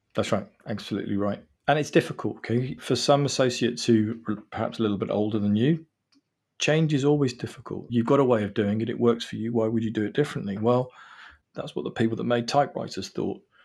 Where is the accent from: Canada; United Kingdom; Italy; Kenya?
United Kingdom; England; I'm actually English